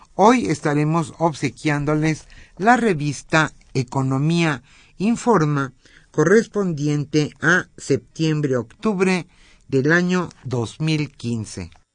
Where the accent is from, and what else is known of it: Mexico